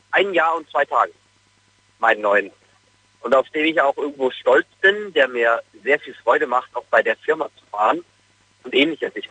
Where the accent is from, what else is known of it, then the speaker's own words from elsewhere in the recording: Munich, Bavaria, Germany; wie du ja schon gesagt hast, ich komme aus München